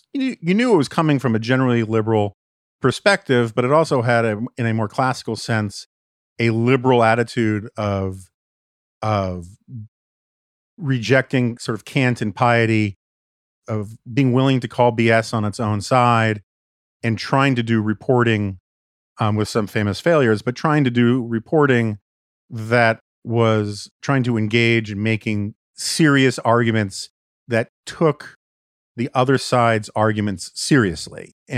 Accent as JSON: {"language": "English", "town": "New York City", "region": "New York", "country": "United States", "tie": "born or raised there", "also_born_or_lived": "Washington", "moved": "as an adult", "said": "I grew up on the Upper West Side of Manhattan. We were always politically conservative."}